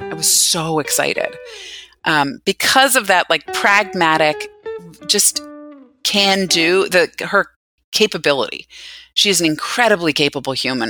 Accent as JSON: {"language": "English", "region": "Northern Virginia", "country": "United States", "tie": "born or raised there", "said": "growing up in Northern Virginia"}